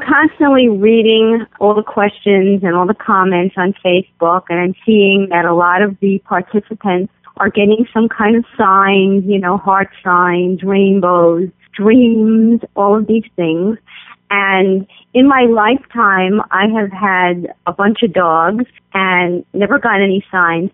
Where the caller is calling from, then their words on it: New York City, New York, United States; I'm calling from Bayside, New York